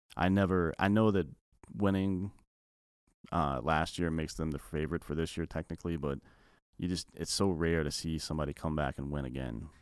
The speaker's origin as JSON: {"language": "English", "town": "Clemson", "region": "South Carolina", "country": "United States", "said": "I come from the Clemson area"}